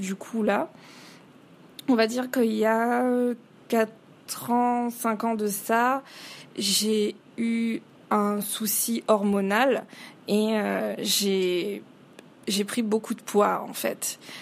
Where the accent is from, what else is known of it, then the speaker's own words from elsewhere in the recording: Réunion; je suis réunionnaise à, à 100%, j'ai toujours vécu à la Réunion